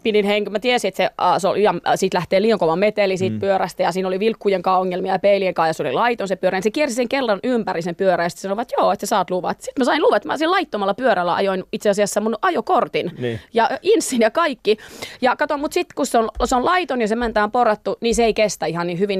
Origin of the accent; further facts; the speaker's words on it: Pöljä, North Savo, Finland; moved away; mä oon semmoisesta pienestä kylästä ja siellähän on siis Pöljän kouluhan on vitostien varressa